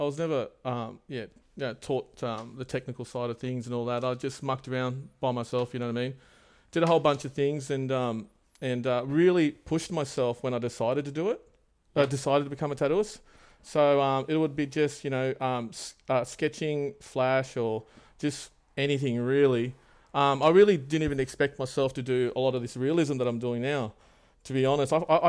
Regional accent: Sydney, New South Wales, Australia; also born or lived in Wollongong; I grew up in Wollongong, would you believe it? But I moved around heaps. Yeah. Yep. So Wollongong, and then around about like year two or something, I moved up to Sydney and settled near Cabra there. So I've kind of based myself here

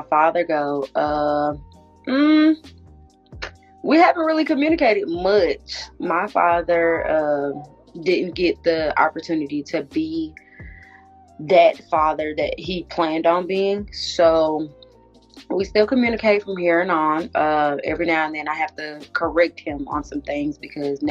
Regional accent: Atlanta, Georgia, United States; my culture is definitely Atlanta bound, the Atlantean way of life.

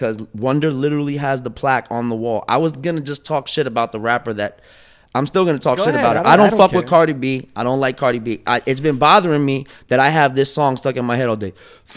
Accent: New York City, New York, United States; I'm from Brooklyn

